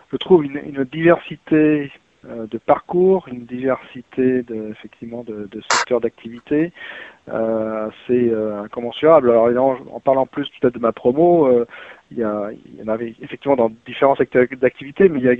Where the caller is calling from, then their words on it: West Midlands, United Kingdom; non, non, je ne suis pas à Londres malheureusement, mais je suis près de Birmingham. Birmingham. En, Angleterre